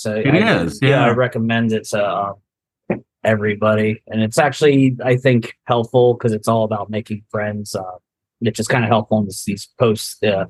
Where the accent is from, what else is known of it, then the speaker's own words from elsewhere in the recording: New Jersey, United States; I was born in South Jersey.